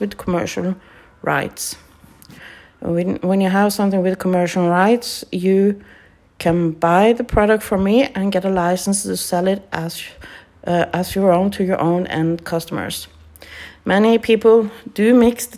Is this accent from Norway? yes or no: yes; Norway; English is a second language; I'm from Norway